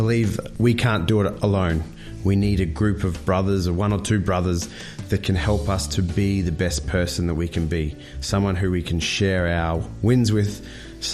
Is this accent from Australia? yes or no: yes; Brisbane, Queensland, Australia; I'm from Brisbane.